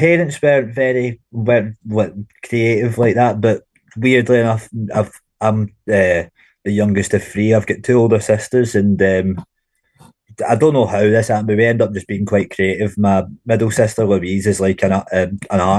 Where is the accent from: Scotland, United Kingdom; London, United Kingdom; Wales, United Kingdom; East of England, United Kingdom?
Scotland, United Kingdom; Glasgow; also born or lived in Clydebank; I was born in Glasgow, a wee place called Yoker. But I was brought up in Yoker and Clydebank.